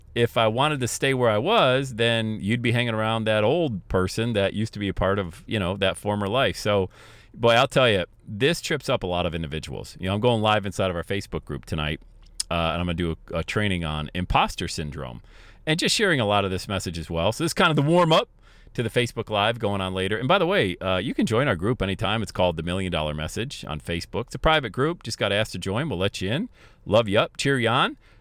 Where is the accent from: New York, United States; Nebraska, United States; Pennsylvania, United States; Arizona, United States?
Pennsylvania, United States; Bradford; moved away; also born or lived in Buffalo / Cincinnati; growing up in Bradford, P